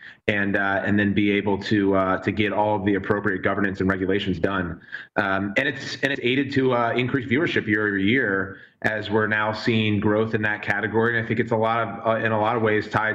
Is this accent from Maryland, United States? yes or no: yes; Montgomery County, Maryland, United States; Montgomery County, Lake Forest Mall really, really hit for me. And the DM on the khakis that we were forced to wear at school